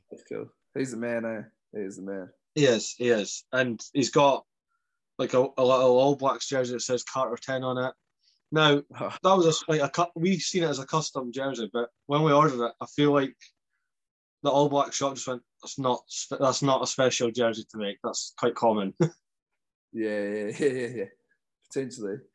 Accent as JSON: {"language": "English", "town": "Aberdeen", "region": "Scotland", "country": "United Kingdom", "tie": "born or raised there", "said": "Oh, I was born in Aberdeen. Aberdeen."}